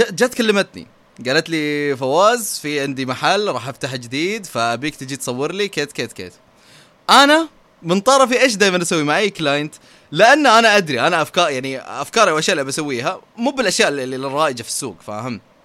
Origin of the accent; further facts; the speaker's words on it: Saudi Arabia; عندنا في السعوديه